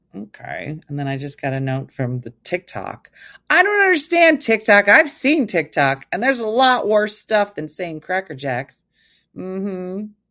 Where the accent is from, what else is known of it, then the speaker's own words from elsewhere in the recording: New Jersey, United States; I'm from New Jersey. I'm currently in Vegas